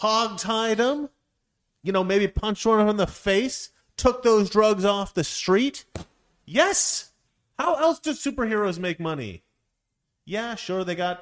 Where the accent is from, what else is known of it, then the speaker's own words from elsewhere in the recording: Scotland, United Kingdom; All the Jews out there, I'm Scottish. We're worse.